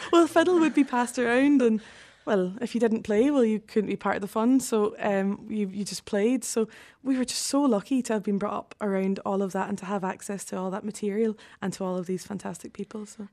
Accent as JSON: {"language": "English", "town": "Glasgow", "region": "Scotland", "country": "United Kingdom", "tie": "born or raised there", "moved": "yes", "said": "I was born and brought up in Glasgow."}